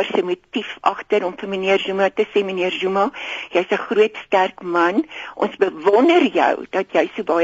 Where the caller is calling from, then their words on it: Gauteng, South Africa; ek is … van Gauteng.